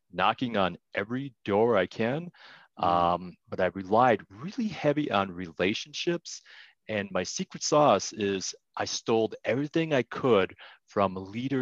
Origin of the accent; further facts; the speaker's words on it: Wisconsin, United States; moved away as an adult; now in Colorado, United States; I was raised in Wisconsin